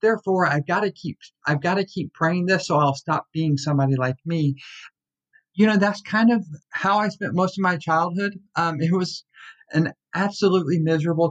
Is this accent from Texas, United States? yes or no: yes; Tyler, Texas, United States; I was born in Tyler, Texas, and was just kind of brought up in the IFB world